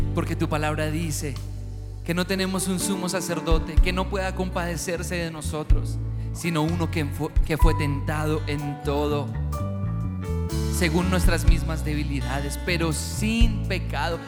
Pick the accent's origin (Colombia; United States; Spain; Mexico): Colombia; nosotros como colombianos somos gente alegre